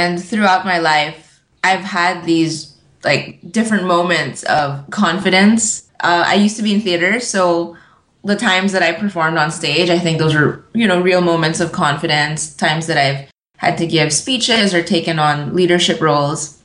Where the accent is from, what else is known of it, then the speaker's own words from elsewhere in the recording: Philippines; I'm mostly Filipino, but I have a lot of European influences.